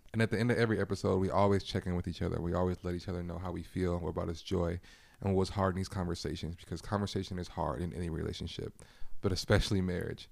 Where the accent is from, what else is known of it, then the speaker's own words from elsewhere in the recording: California, United States; moved away as an adult; also born or lived in Minnesota; I'm from California, Charlotte, Minnesota